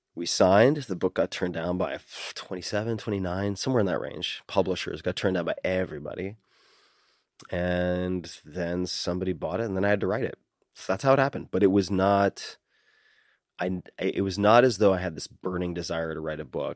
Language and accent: English; Long Island, New York, United States; I'm from Long Island